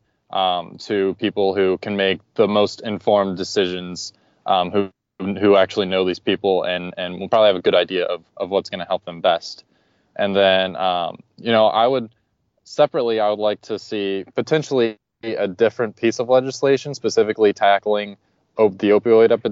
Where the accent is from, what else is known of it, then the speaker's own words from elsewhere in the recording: Dayton, Ohio, United States; Being from Dayton, Ohio, which is the number one city worst hit by the opioid crisis